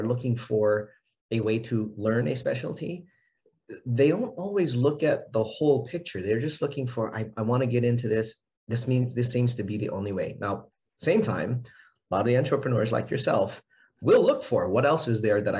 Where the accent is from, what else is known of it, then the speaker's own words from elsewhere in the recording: Hawaii, United States; I'm from Hawaii